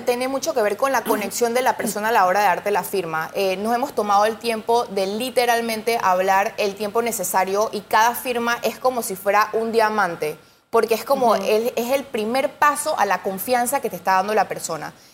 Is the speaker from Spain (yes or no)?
no; Panama; nosotros como panameños